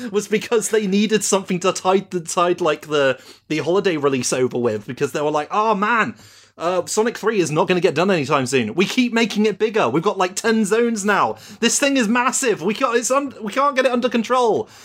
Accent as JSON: {"language": "English", "country": "United Kingdom", "said": "I'm British"}